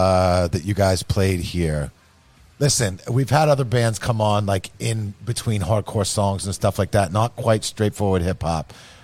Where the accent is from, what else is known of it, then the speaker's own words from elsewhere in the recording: Massachusetts, United States; I grew up in Massachusetts